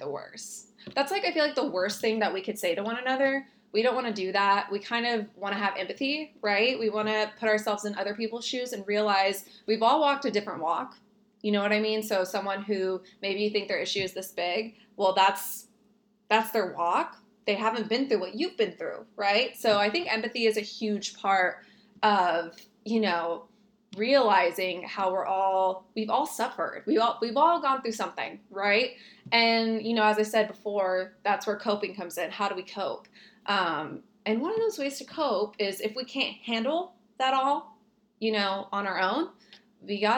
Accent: Texas, United States; I was born in Texas on the border

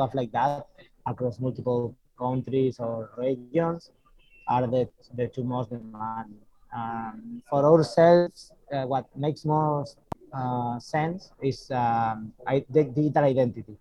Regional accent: Spain; I'm from Spain, I'm the CEO and founder of Euler Tools

